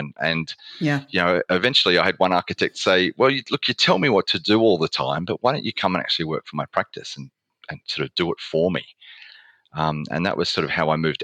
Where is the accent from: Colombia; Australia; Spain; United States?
Australia; accent: Australian; moved away as an adult; also born or lived in Melbourne; now in United Kingdom; I have a background in journalism, starting off in Australia, as you might be able to tell from my accent.